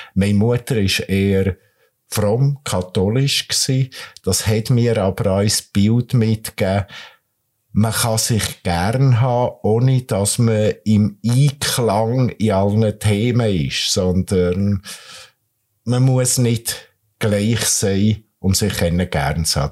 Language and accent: German; Nidwalden, Switzerland; moved away as an adult; now in Kriens, Switzerland; Ich bin aus dem Bergbauernsohn aus dem Nidwaldischen, äh, komme von der Weissiflue auf 1000 Meter